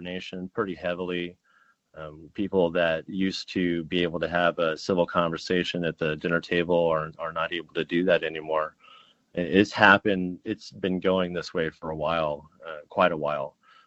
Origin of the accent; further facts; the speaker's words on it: Washington, United States; I'm actually in my home state, Washington, right outside of Seattle